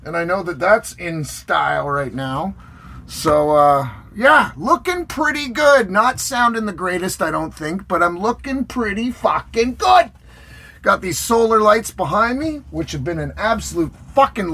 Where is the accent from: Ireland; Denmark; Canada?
Canada; I'm Canadian